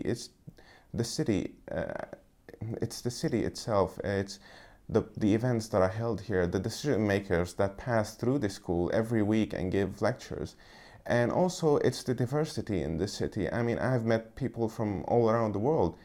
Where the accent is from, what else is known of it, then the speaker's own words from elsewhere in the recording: Syria; moved away as an adult; now in London, United Kingdom; I come from Syria, which is a country that has been witnessing a war for the past few years.